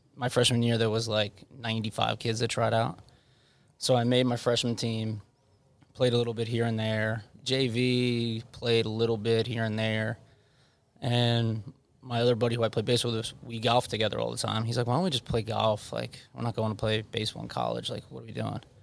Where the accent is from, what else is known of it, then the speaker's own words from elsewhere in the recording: Levittown, New York, United States; I grew up in Levittown.